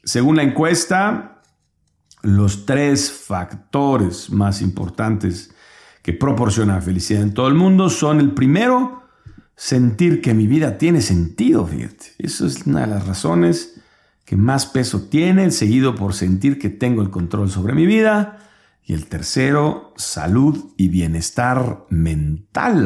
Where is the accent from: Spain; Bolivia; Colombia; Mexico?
Mexico